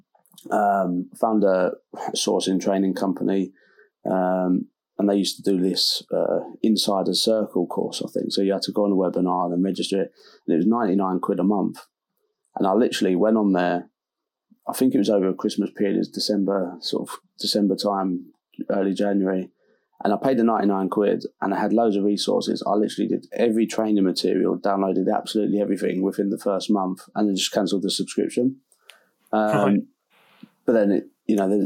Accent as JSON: {"language": "English", "region": "London", "country": "United Kingdom", "tie": "born or raised there", "also_born_or_lived": "Dartford, Kent", "moved": "as an adult", "lives_now": "Hull, United Kingdom", "said": "grew up Southeast London"}